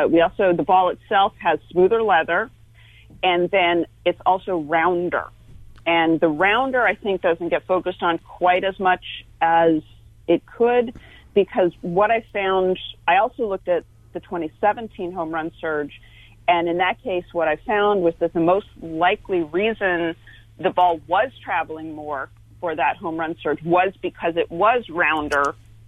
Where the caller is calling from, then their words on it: Fremont, California, United States; I am in the Bay Area, although East Bay, so I'm out in Fremont. That's just north of San Jose.